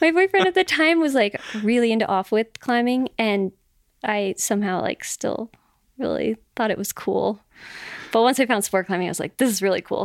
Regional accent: Las Vegas, Nevada, United States; moved away as an adult; now in Boulder, United States; my hometown of Vegas

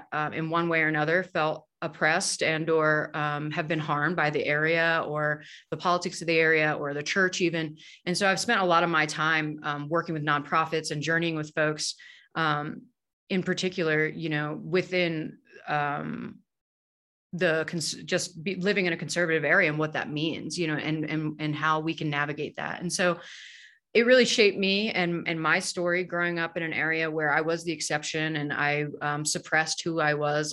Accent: Harrisonburg, Virginia, United States; moved away as an adult; now in Denver, United States; I grew up in Harrisonburg, Virginia.

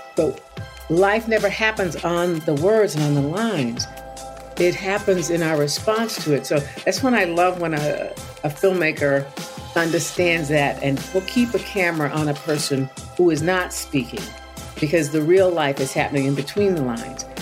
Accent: Tulsa, Oklahoma, United States; I grew up in Tulsa

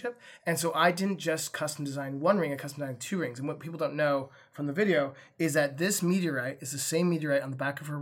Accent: Windsor, California, United States; Windsor, which is my hometown in Sonoma County

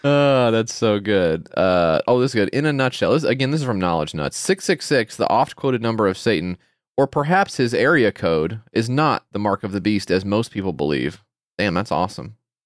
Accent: Ukraine; I'm from Ukraine, and I find it really strange when people say they're not a big fan of instead of saying they don't like something.

